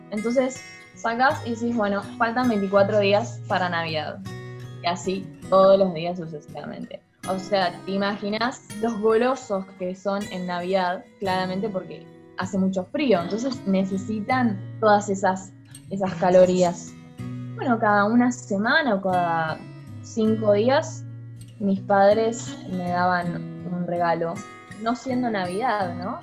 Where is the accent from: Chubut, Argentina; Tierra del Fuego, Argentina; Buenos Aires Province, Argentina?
Chubut, Argentina; Trelew; also born or lived in Norway; vengo de Argentina, eh, vivo en la ciudad de Trelew